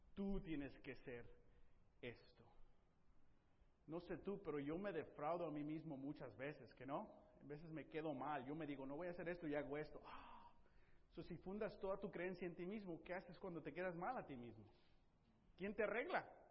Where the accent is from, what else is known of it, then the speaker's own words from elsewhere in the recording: Tepic, Nayarit, Mexico; moved away; yo crecí en Tepic